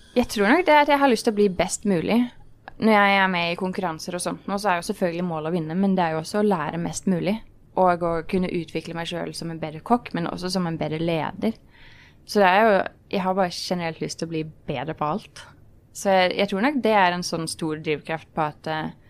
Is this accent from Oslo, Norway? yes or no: yes; Oslo, Norway; jeg kommer fra Oslo, fra Ekeberg. Ja. Eh, vokste opp i en eh, veldig vanlig familie